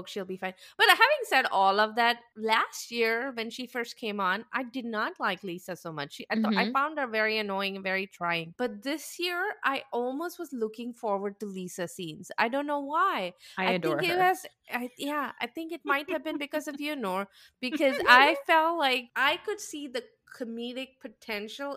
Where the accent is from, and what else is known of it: India; born or raised there; moved away